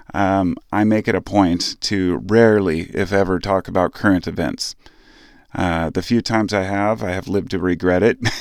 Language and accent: English; United States; as an American citizen